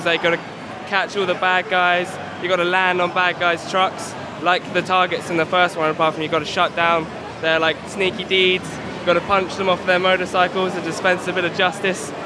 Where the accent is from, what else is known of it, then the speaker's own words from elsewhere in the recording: Guildford, South East England, United Kingdom; I am from Guildford, UK